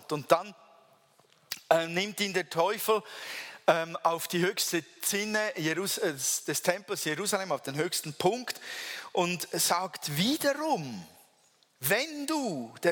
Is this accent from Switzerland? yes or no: yes; Switzerland; Weil man hat ja ein Bild von uns Schweizer, man denkt so, wir seien alle unglaublich trockene, staubtrockene und sture Typen